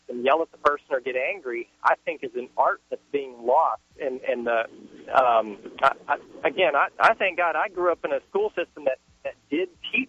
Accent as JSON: {"language": "English", "region": "Central Virginia", "country": "United States", "tie": "born or raised there", "said": "I'm just an average white Joe growing up in Central Virginia"}